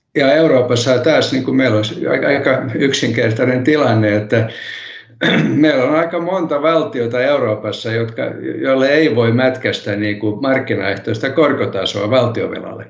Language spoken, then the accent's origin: Finnish; Helsinki, Uusimaa, Finland; first language Swedish; Finnish is a second language; moved away as an adult; also born or lived in Kannelmäki, Helsinki; now in Kirkkonummi, Finland; Minä stadilaisena puhun stadil, stadista edelleen